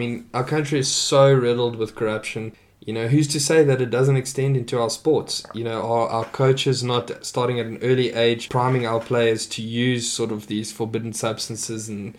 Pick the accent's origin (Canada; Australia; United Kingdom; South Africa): South Africa; as a South African